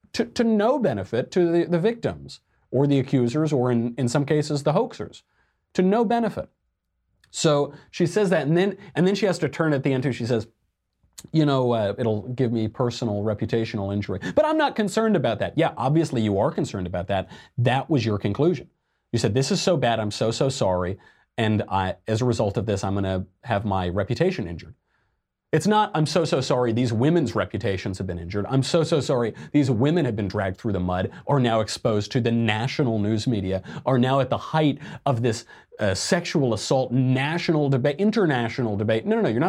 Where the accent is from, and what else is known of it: Arizona, United States; born or raised there